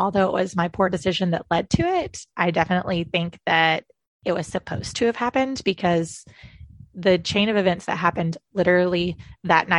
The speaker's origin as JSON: {"language": "English", "town": "Tallahassee", "region": "Florida", "country": "United States", "tie": "born or raised there", "also_born_or_lived": "Orlando, Florida", "said": "But I was born and raised in North Florida in Tallahassee"}